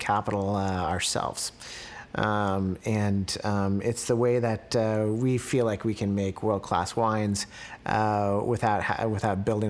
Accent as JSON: {"language": "English", "town": "Santa Rosa", "region": "California", "country": "United States", "tie": "born or raised there", "also_born_or_lived": "San Diego / Davis / Napa", "said": "grew up in Santa Rosa, where my parents and my sisters and their family still live"}